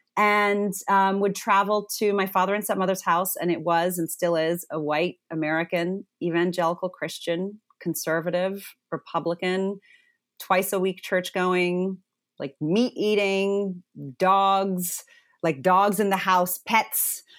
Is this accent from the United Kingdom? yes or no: no; Zimbabwe; I was born in Zimbabwe.